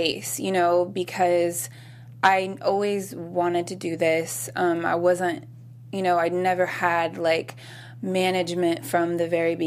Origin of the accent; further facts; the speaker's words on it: Long Beach, California, United States; I'm originally from Long Beach